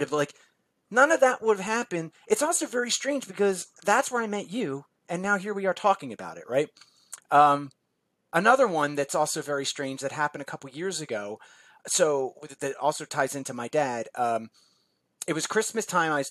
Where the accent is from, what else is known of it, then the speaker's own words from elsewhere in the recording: New Jersey, United States; now in Philadelphia, United States; I live in New Jersey now. I grew up in New Jersey. Um, but at this time, I was living in Philly, which is where I lived for almost my entire life.